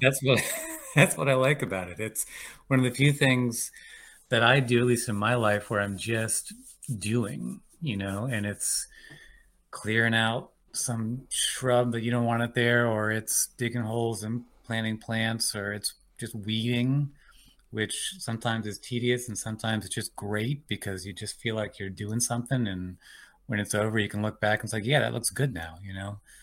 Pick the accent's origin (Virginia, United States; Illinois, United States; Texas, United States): Virginia, United States; Richmond; moved away; also born or lived in Cleveland, Ohio / Washington, D.C. / New York / Georgia; I was born outside Cleveland, Ohio, um, and when I was eight, my family moved to Richmond, Virginia